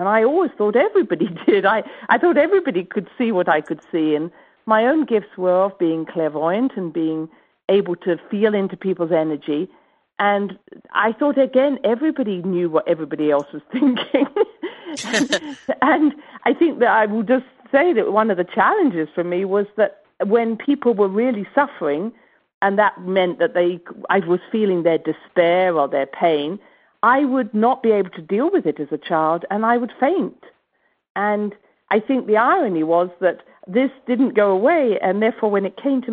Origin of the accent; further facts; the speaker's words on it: England, United Kingdom; I come from England, and I was brought up actually not with a medical family, but with a spiritual family.